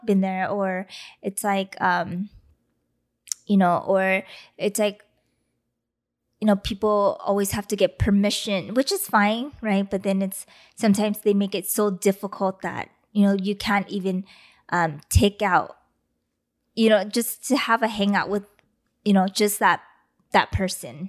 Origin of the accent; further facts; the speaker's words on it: Los Angeles, California, United States; L A.